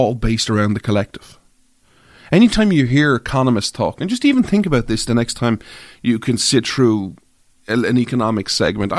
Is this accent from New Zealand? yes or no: no; Ireland; I'm an Irish guy